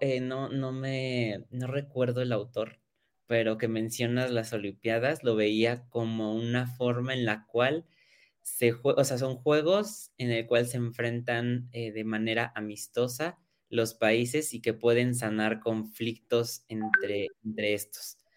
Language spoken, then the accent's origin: Spanish; Mexico; todos somos mexicanos